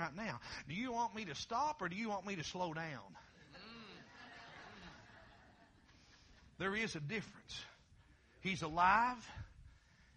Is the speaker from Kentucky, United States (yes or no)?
yes; Kentucky, United States; now in Ohio, United States; I'm originally from Kentucky